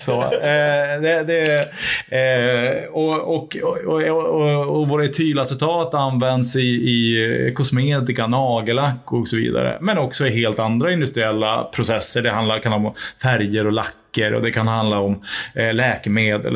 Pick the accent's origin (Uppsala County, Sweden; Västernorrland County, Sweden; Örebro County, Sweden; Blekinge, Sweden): Västernorrland County, Sweden; Örnsköldsvik; min hemstad Örnsköldsvik